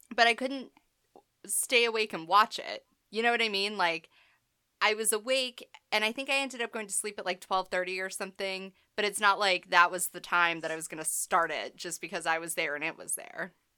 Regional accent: New England, United States; I'm from New England

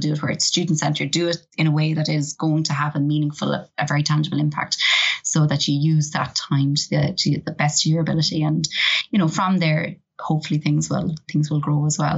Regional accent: Ireland; I, am very Irish

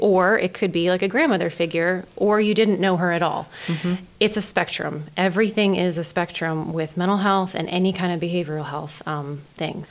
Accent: Denton, Maryland, United States; also born or lived in Greensboro, Maryland; I was born and raised in Denton, Maryland

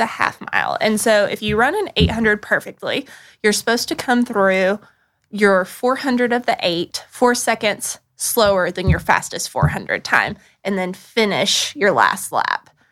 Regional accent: Burnsville, North Carolina, United States; I grew up in Western North Carolina

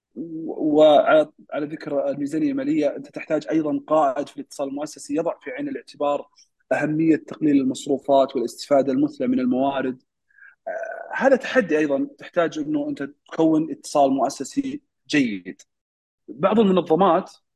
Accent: Saudi Arabia; عندنا في السعودية

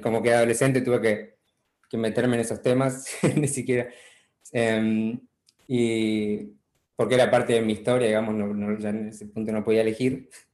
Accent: Chaco, Argentina; moved away as an adult; also born or lived in Buenos Aires / Córdoba; now in United States; nací en Buenos Aires originalmente, em, después viví en Chaco 10 años con mi familia, que em, mis padres fueron misioneros

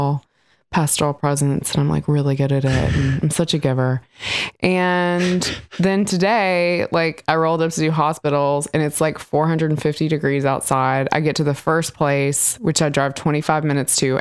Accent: Mississippi, United States; moved away; I grew up in Mississippi.

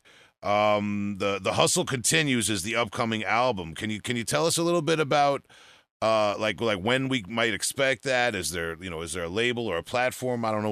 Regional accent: Huntington Station, New York, United States; I'm from Huntington Station

